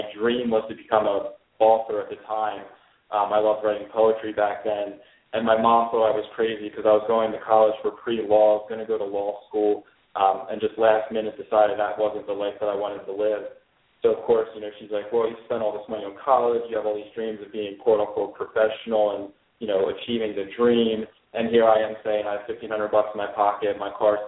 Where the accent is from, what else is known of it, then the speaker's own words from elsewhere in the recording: Lancaster, Pennsylvania, United States; Born and raised in Lancaster, Pennsylvania